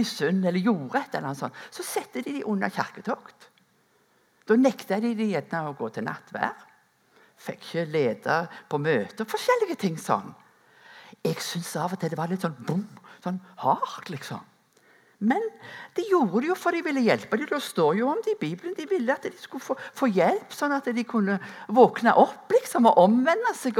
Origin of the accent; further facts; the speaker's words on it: Rennesøy, Rogaland, Norway; moved away; gårdbrukerne hjemme på Rennesøy, der som jeg er ifra